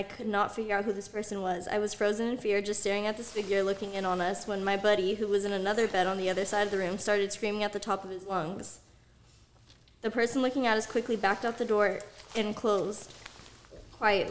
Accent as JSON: {"language": "English", "town": "Rodeo", "region": "California", "country": "United States", "tie": "born or raised there", "said": "another house that I grew up in Rodeo"}